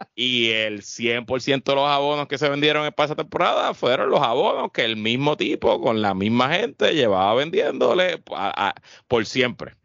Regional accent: Puerto Rico; yo soy el único puertorriqueño

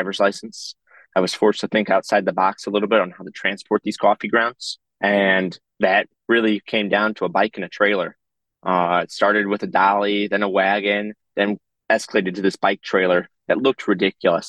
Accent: Chicago, Illinois, United States; I grew up composting in Lincoln Square because that's how my parents raised me

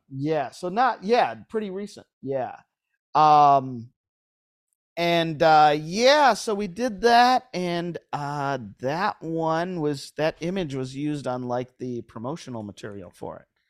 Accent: Lewiston, New York, United States; now in Southern California, United States; I'm from Lewiston

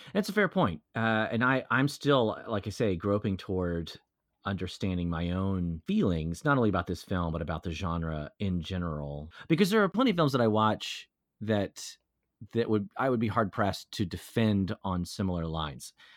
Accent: Texas, United States; I'm from Texas

